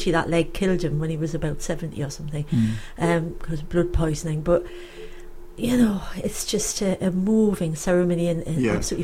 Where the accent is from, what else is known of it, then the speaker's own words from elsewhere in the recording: Gateshead, North East England, United Kingdom; I'm from Gateshead